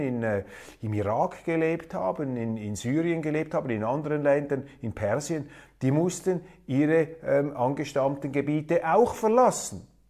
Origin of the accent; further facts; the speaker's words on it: Switzerland; unser Außenminister